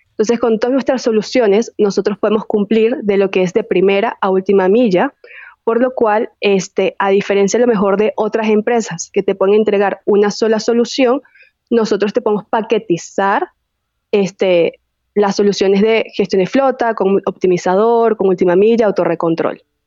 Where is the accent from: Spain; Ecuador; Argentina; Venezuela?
Venezuela; accent: venezolano; moved away as an adult; also born or lived in Chile; now in Mexico; soy venezolana